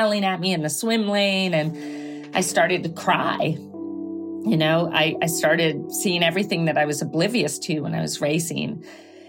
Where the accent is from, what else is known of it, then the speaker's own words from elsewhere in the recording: Greenwich, Connecticut, United States; now in Santa Ynez, United States; I grew up in Greenwich, Connecticut.